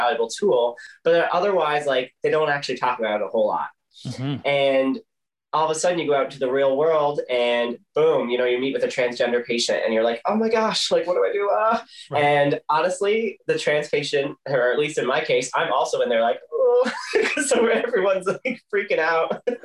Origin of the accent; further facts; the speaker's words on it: Corner Brook, Newfoundland and Labrador, Canada; I grew up in Cornerbrook